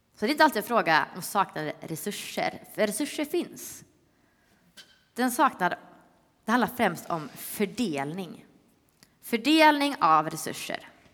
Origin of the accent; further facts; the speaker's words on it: Öckerö, Västra Götaland, Sweden; now in Stockholm, Sweden; Jag är från Öckerö